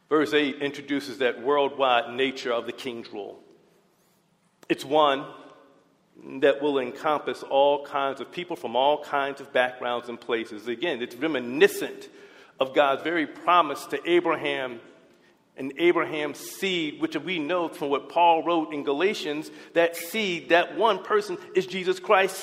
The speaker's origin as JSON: {"language": "English", "country": "United States", "said": "our American presidents"}